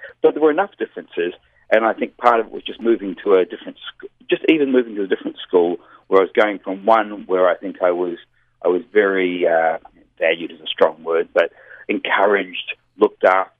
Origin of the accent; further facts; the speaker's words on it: New Zealand; now in Australia; Yeah, I moved from New Zealand to Australia.